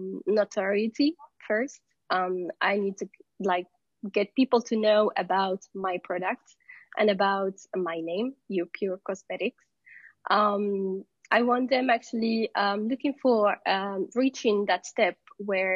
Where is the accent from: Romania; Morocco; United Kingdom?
Morocco; I'm from Morocco.